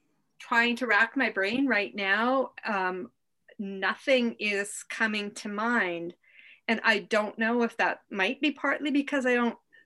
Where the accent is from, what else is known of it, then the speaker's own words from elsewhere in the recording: Canada; I'm Canadian.